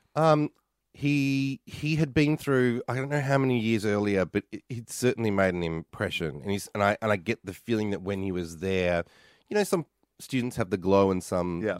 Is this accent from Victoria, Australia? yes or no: yes; Mentone, Victoria, Australia; moved away as an adult; now in New York, United States; I grew up in Mentone